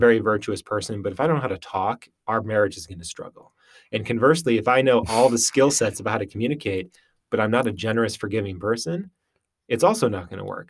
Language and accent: English; Western Wisconsin, United States; moved away as an adult; also born or lived in Utah / Minnesota; I grew up in Western Wisconsin, uh, my whole life.